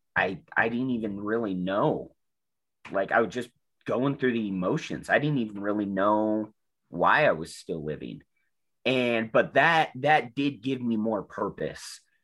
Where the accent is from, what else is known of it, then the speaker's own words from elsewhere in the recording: South Salt Lake, Utah, United States; I grew up in South Salt Lake